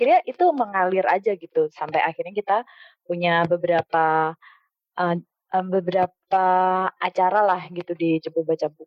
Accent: Cepu, Central Java, Indonesia; also born or lived in Jakarta; Terus ketika setiap kali aku pulang ke Cepu tuh aku kayak ngerasa kok ini kota gue gini banget ya

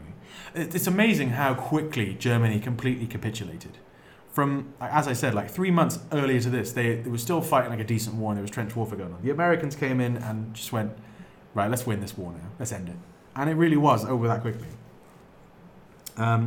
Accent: England, United Kingdom; I'm English

